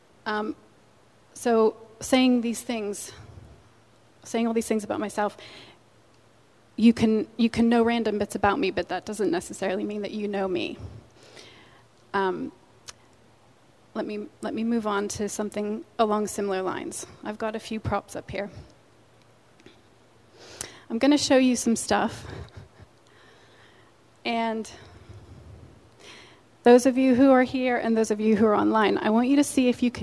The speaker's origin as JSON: {"language": "English", "region": "Pennsylvania", "country": "United States", "also_born_or_lived": "England", "moved": "yes", "said": "I'm originally from Pennsylvania"}